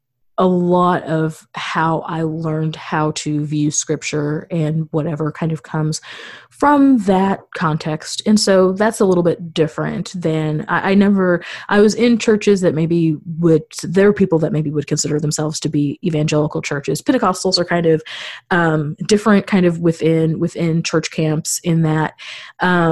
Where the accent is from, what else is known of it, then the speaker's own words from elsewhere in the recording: Missouri, United States; moved away as an adult; now in Chicago, United States; I'm a native Missourian